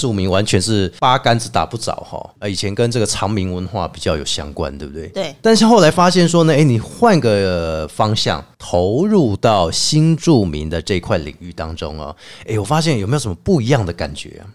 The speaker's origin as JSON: {"language": "Chinese", "country": "Taiwan", "said": "我们台湾人有一个观念，就是祖先永远比我们大"}